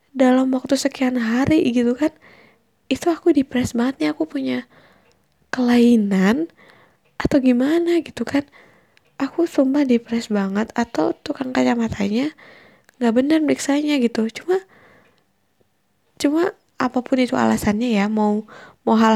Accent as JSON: {"language": "Indonesian", "region": "Bali", "country": "Indonesia", "also_born_or_lived": "Bandung", "moved": "as an adult", "said": "aku lah di Bandung oh aku btw aku dari Bali jadi aku merantau ke Bandung"}